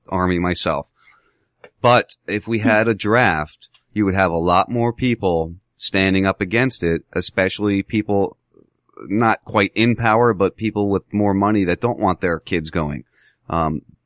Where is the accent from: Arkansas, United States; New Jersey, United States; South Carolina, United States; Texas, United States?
New Jersey, United States; Medford; also born or lived in Pennsylvania; now in Englewood, Florida, United States; I lived in New Jersey most of my life, and I lived in Pennsylvania a little bit